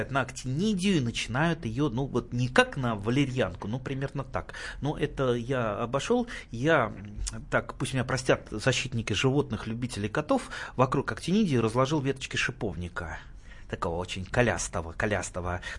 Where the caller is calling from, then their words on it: Siberia, Russia; Ну, я из Сибири звоню.